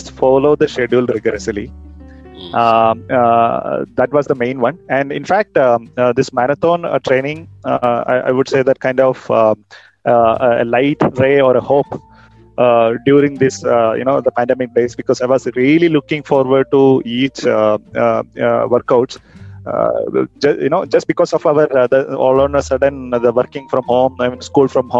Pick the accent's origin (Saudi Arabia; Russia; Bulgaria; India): India; Kerala; now in Bangalore, India; I'm basically from Kerala and now settled here in Bangalore with my family